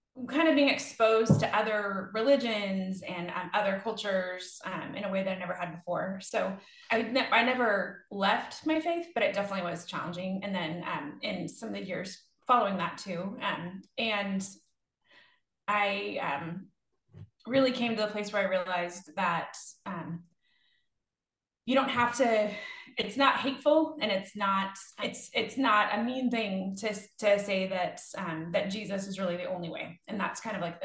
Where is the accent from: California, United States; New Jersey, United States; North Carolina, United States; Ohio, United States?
California, United States; Northern; moved away as an adult; I was born in Northern California and lived there until I went to college